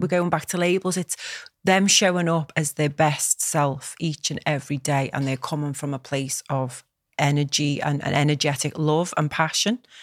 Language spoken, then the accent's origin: English; Liverpool, North West England, United Kingdom; Knowsley, which is the borough where I live, and it's amazing 'cause this is where I'm from